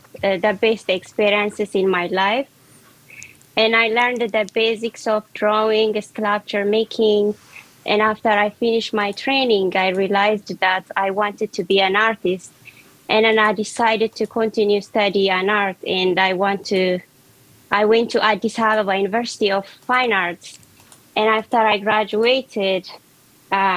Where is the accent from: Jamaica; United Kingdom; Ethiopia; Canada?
Ethiopia; moved away as an adult; now in Washington, D.C., United States; I was born and raised in Ethiopia, and I'm living in Washington, D.C. now